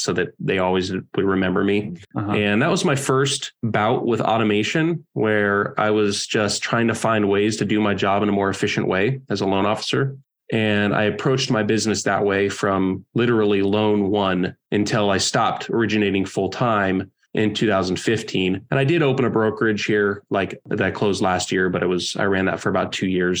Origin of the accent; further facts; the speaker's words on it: California, United States; moved away as an adult; also born or lived in Oregon; I grew up in California and I'm 22